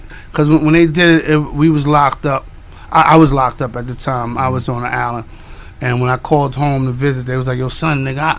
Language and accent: English; New York City, New York, United States; I'm from Flushing, Queens.